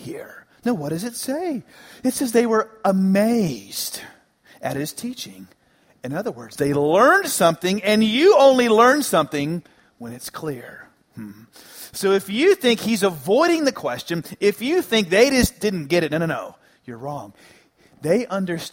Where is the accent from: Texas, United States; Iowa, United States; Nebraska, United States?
Texas, United States; Dallas; where I grew up in the Dallas area